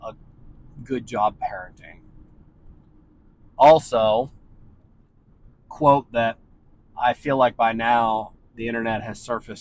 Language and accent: English; Ohio, United States; also born or lived in Washington State; now in San Diego, United States; if I were still living back home in Ohio, I would have my kid play in every sport because that's just what you do in that environment. And that's what everyone does back in my hometown